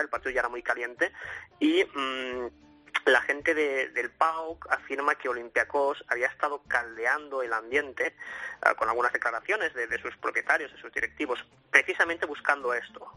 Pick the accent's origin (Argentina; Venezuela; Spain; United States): Spain; Sabadell, Catalonia; los dos somos de Sabadell